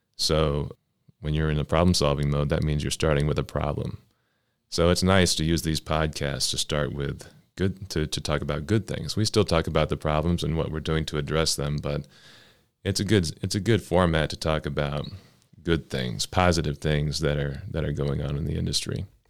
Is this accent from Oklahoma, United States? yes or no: yes; Oklahoma City, Oklahoma, United States; now in Cleveland, United States; I'm from Oklahoma City. Uh, my family is in Oklahoma City